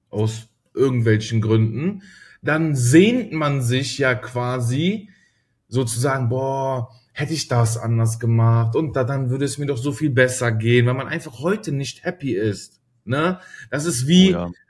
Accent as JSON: {"language": "German", "country": "Germany", "said": "Ah, ich, also ich sehe mich, also ich sag zweimal, ich bin Deutscher, aber ich habe schon, ich bin, glaube ich, auch zu"}